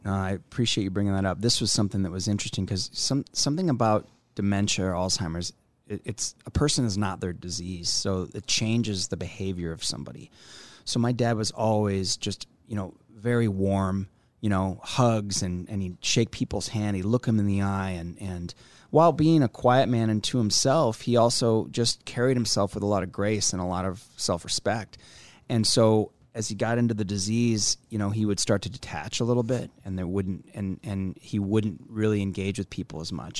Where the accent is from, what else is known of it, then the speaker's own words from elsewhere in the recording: Omaha, Nebraska, United States; here in in my hometown